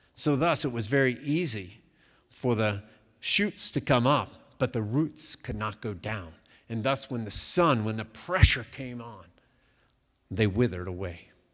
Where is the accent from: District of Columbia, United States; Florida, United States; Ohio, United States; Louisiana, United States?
Ohio, United States; Columbus; also born or lived in Cincinnati, Ohio; I was born in Columbus, Ohio, many years ago. I remember in my younger years spending many afternoons, especially in the fall, in a thing called the horseshoe